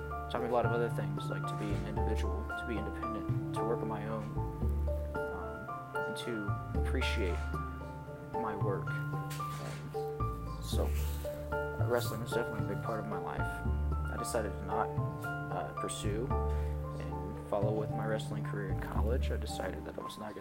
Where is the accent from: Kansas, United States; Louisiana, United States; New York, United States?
Kansas, United States; Kansas City; I am a Kansas boy, born and raised in Kansas City, Kansas